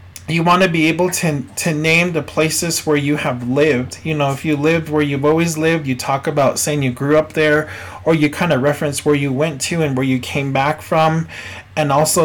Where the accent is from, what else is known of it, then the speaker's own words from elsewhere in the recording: Twin Lakes, New Mexico, United States; I come from Twin Lakes, New Mexico, which is north of Gallup, near Tohatchee, born and raised there.